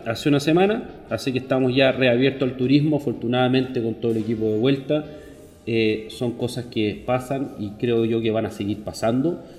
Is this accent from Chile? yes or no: yes; Chile; soy chileno